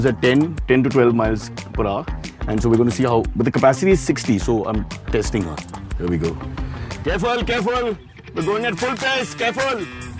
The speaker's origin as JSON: {"language": "English", "town": "Mumbai", "region": "Maharashtra", "country": "India", "tie": "born or raised there", "said": "Mumbai, where I live or where I was born"}